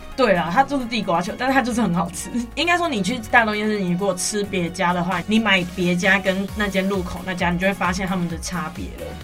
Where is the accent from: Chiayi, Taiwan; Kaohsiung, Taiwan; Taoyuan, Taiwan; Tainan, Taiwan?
Tainan, Taiwan; 本身我是台南人